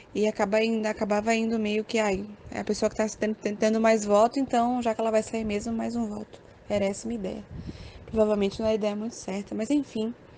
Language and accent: Portuguese; Aracaju, Sergipe, Brazil; sou de Aracaju